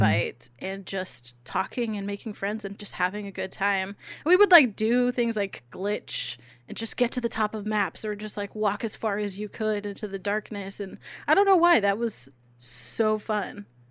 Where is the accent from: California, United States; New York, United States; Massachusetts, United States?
California, United States; San Diego; I'm from San Diego